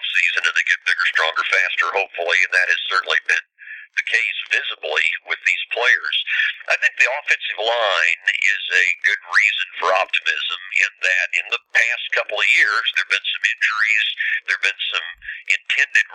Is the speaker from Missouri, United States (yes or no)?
yes; Marshall, Missouri, United States; I grew up in Marshall, 58 miles away, and I was a Mizzou fan as a kid